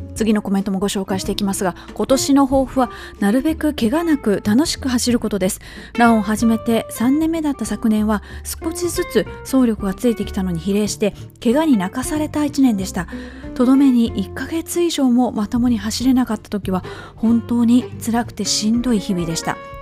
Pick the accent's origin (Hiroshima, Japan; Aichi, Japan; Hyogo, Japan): Hyogo, Japan; Kobe; moved away; 私の実家は神戸市須磨区というところ